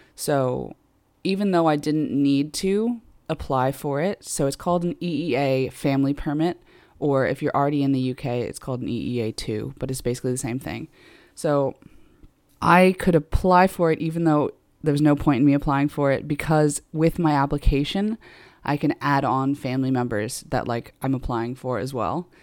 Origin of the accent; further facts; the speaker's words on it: United States; also born or lived in Ireland; now in United Kingdom; I'm American, obviously, but I've also got Irish citizenship